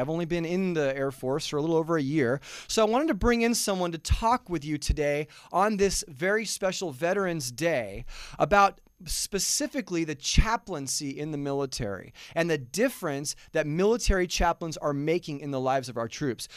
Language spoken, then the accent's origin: English; Southern California, United States; now in Goodyear, Arizona, United States; I'm originally from Southern California